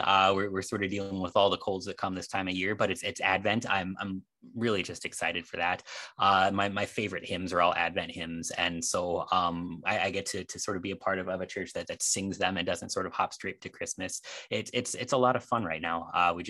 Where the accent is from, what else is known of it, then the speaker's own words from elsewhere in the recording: Midwest, United States; also born or lived in San Antonio, Texas; I was born and raised in the Midwest, and I lived in Texas for 3 years, in like South Texas in San Antonio